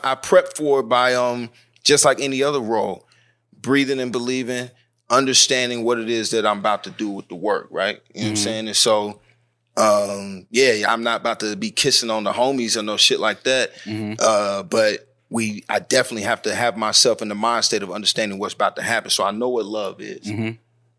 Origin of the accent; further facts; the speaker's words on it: the South, United States; So, and especially up top, and see, I'm from the South.